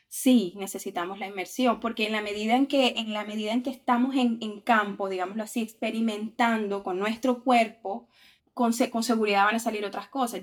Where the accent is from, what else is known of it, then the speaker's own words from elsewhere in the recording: Montería, Córdoba, Colombia; moved away as an adult; now in Brazil; yo soy de Montería, que es una ciudad que queda al norte de Colombia